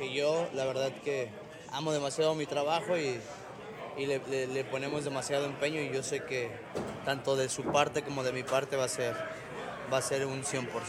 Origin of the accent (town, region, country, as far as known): Mexico